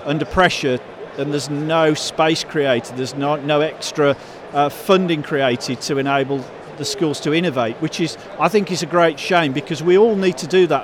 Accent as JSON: {"language": "English", "town": "Birmingham", "region": "West Midlands", "country": "United Kingdom", "tie": "born or raised there", "said": "I spike like this from growing up in Birmingham"}